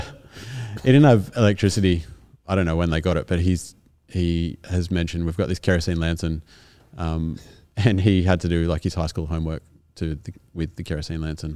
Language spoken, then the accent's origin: English; Kaimie, New South Wales, Australia; also born or lived in Caringbah, New South Wales; I lived in Kaimie up until about when I was in year seven or eight and then lived in Caringbah